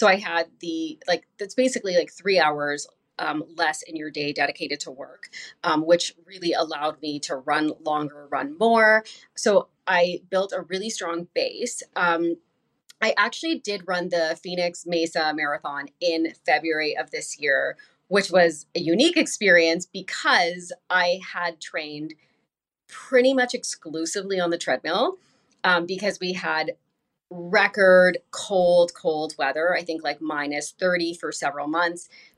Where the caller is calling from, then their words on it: Winnipeg, Manitoba, Canada; I'm coming from Winnipeg, Manitoba, Canada. And that is, we're just kind of like near North Dakota.